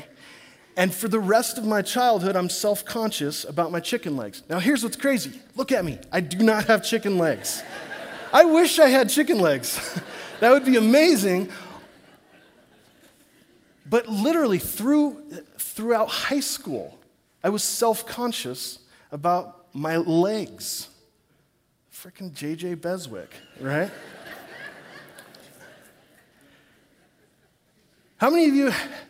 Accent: Corvallis, Oregon, United States; back in my hometown of Corvallis

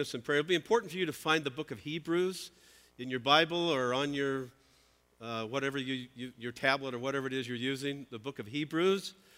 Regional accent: Southern California, United States; I'm, uh, I'm from Southern California

